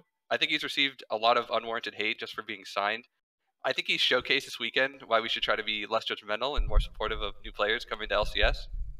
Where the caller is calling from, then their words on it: Los Angeles, California, United States; Los Angeles.